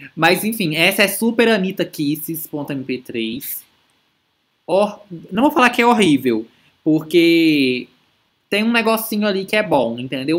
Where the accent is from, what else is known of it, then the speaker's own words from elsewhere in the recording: Brazil; a gente que, tipo, que é brasileiro e cresce